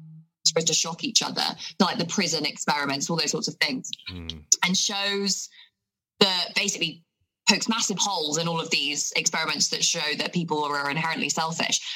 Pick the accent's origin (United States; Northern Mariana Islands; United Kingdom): United Kingdom; Basingstoke, South East England; I grew up here in Hampshire, so just outside of Basingstoke